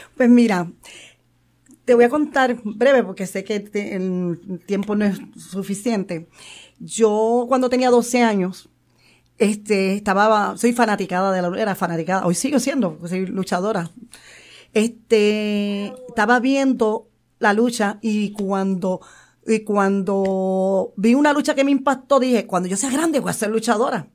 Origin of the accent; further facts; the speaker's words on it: San Juan, Puerto Rico; soy de Barrio Obrero, nacida y criada con orgullo